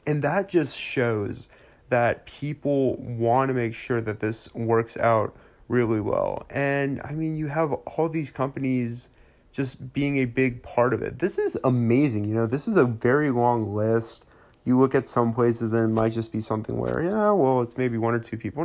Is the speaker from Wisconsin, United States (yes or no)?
no; Alabama, United States; I am born and raised in Alabama